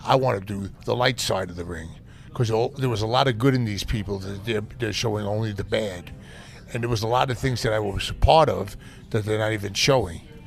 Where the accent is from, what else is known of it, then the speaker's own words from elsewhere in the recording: New York City, New York, United States; I grew up in Brooklyn